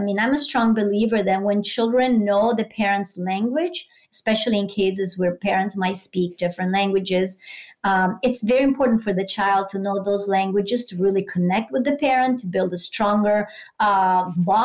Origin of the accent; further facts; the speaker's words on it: San Marino; first language Italian; English is a second language; moved away as an adult; now in United States; I grew up monolingual and in a small town. Actually, I'm from San Marino, so even a really like small country.